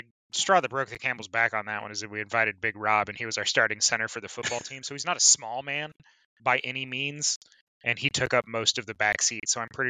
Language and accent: English; Artesia, United States; growing up in Artesia